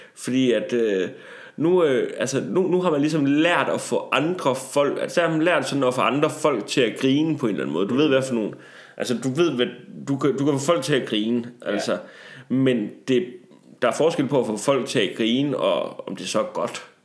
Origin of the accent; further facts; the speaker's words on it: Tarm, Central Denmark Region, Denmark; jeg kommer jo fra Tarm 68-80, som er så lidt mere et rough neighborhood